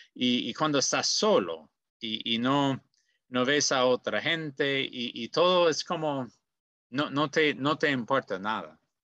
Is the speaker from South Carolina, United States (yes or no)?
no; Goshen, Indiana, United States; soy de Goshen, Indiana, en los Estados Unidos